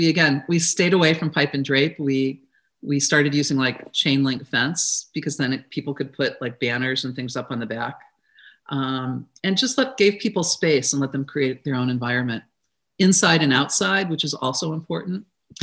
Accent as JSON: {"language": "English", "region": "Midwest", "country": "United States", "tie": "born or raised there", "said": "something that I grew up with in the Midwest"}